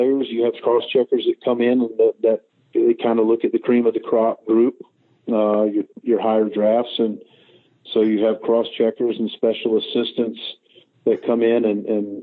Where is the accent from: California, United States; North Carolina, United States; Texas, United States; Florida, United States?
North Carolina, United States; Charlotte; I'm from Charlotte. I live in Charlotte, North Carolina